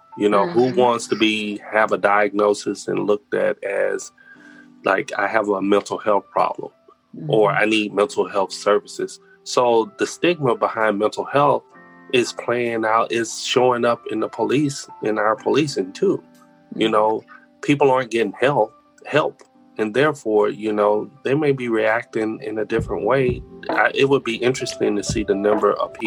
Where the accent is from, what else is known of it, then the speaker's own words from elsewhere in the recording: United States; being American and having pride in being an American